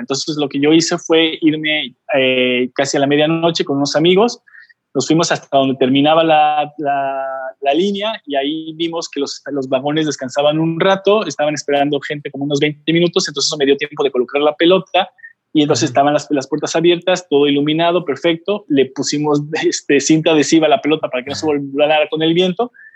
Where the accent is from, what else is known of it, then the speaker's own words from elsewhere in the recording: Oaxaca, Mexico; moved away; also born or lived in Puebla; hace 9 me regresé aquí a la ciudad de Oaxaca, de donde soy originario